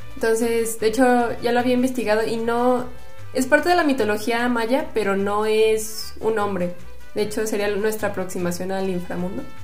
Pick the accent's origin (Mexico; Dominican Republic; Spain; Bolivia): Mexico; como mexicanos